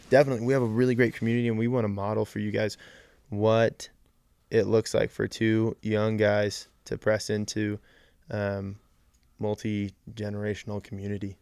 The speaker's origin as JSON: {"language": "English", "town": "Colorado Springs", "region": "Colorado", "country": "United States", "tie": "born or raised there", "also_born_or_lived": "Central California", "said": "I was born and raised in Colorado Springs, and I've lived here for pretty much my whole life."}